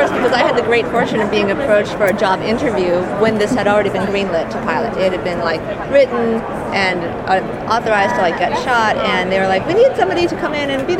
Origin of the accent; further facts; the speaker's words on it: Maine, United States; But it also happens to be, you know, set in Maine, and I grew up in Maine, so it's like deeply satisfying to have something that puts Maine in a good light